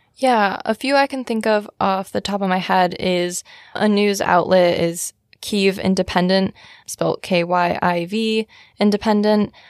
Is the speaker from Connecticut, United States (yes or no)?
yes; Shelton, Connecticut, United States; I am from Shelton, Connecticut